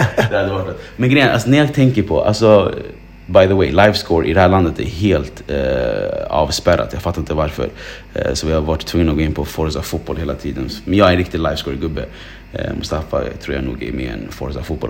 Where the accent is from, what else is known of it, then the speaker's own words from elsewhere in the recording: Sweden; jag som svensk som bor i Sverige